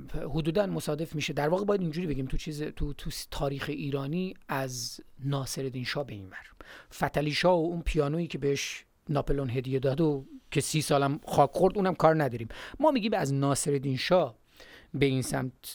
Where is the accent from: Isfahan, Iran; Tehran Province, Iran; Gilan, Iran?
Gilan, Iran; moved away; ماهایی که از گیلان هستیم